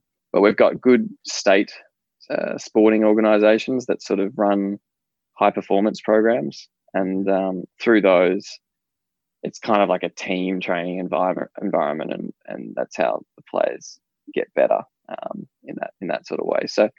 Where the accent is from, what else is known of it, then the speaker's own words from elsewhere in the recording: Western Australia, Australia; moved away as an adult; now in Melbourne, Australia; I moved from Western Australia. I grew up as a kid in Western Australia, and I moved to Melbourne, and I started studying at the University of Melbourne.